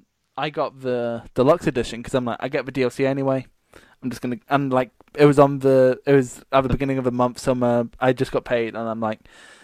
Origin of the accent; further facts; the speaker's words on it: Dunbar, Scotland, United Kingdom; I'm not from Edinburgh, but like fucking, I doubt they're going to have Dunbar in.